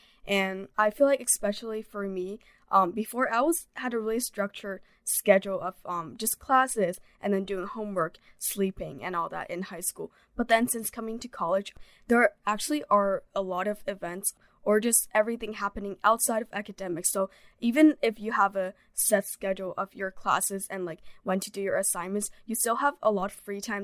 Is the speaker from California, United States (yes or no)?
yes; Bay Area, California, United States; moved away as an adult; I'm from Bay Area